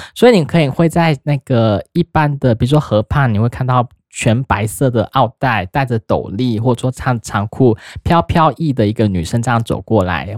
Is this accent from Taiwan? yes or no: yes; Taiwan; 我们台湾人